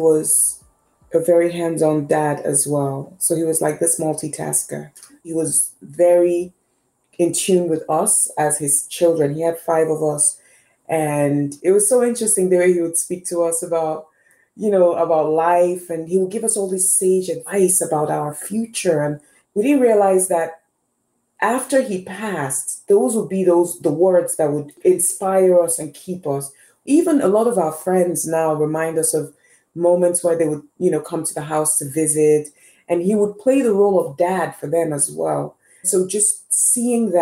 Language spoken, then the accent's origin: English; Nigeria; now in Connecticut, United States